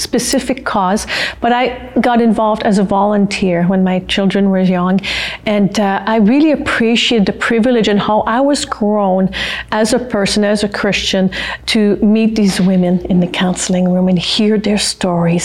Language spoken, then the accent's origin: English; Canada; first language French; English is a second language; moved away as an adult; also born or lived in Regina / Northern Saskatchewan; as a French Canadian, against all odds, barely made it through high school